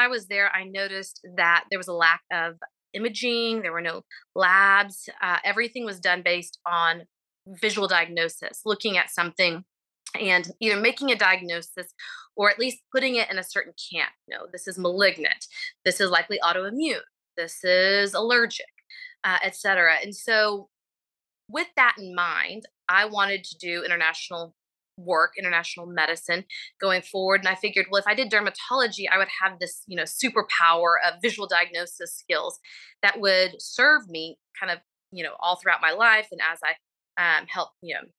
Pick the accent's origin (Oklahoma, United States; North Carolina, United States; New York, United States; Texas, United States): Texas, United States; Abilene; moved away as an adult; also born or lived in Indianapolis, Indiana / Nashville, Tennessee / Macon, Georgia; now in Houston, United States; I'm originally from Abilene, Texas, attended undergrad at Abilene Christian University.